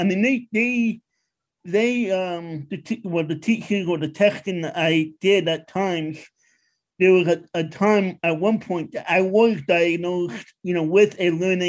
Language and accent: English; New York City, New York, United States; moved away as an adult; also born or lived in Long Island; now in Pennsylvania, United States; I grew up in Queens.